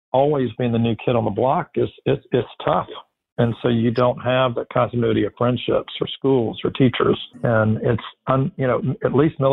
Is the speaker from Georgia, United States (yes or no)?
yes; South Georgia, United States; also born or lived in Collins, Georgia / Reidsville, Georgia / Lyons, Georgia / Glennville, Georgia; came home to Collins and lived in a bunch of small towns in South Georgia